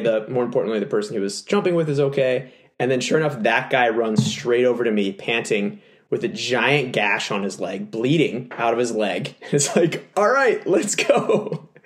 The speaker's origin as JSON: {"language": "English", "region": "Texas", "country": "United States", "moved": "yes", "said": "my home state that's of right. Texas"}